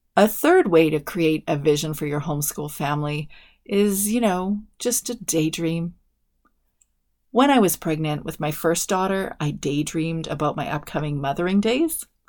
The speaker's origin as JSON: {"language": "English", "country": "Canada", "said": "I'm a Canadian"}